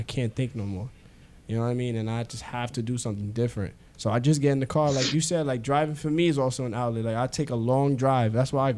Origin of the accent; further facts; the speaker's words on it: New York City, New York, United States; I'm a kid from the Bronx